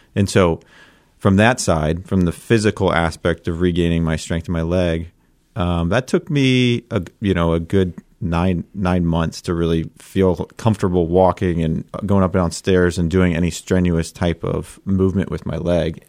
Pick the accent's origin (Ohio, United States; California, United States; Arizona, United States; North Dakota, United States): Ohio, United States; Columbus; I grew up in Columbus, so I'm a diehard Buckeye